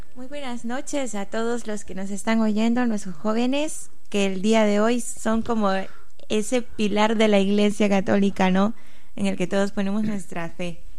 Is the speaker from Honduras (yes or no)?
yes; Tegucigalpa, Francisco Morazán, Honduras; moved away as an adult; also born or lived in Navarra, Spain; now in Pamplona, Spain; yo soy de Tegucigalpa, Honduras.